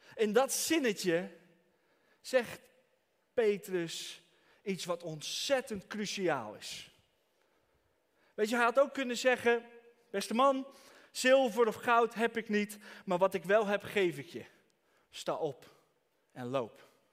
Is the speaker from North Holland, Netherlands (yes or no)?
no; Franeker, Friesland, Netherlands; Ik kom uit Franeker.